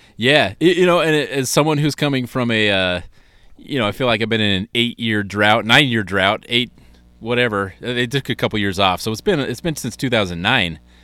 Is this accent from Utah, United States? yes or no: yes; Utah, United States; growing up in Utah.